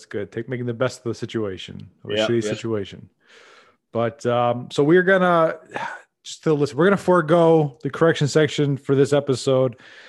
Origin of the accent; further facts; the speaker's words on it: Midwest, United States; And I'm sure the Coast podcasts make fun of us Midwesterners